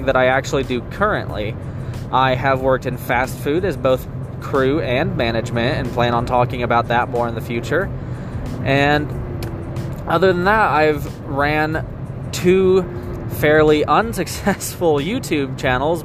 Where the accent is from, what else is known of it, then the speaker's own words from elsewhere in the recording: Oklahoma, United States; I am from Oklahoma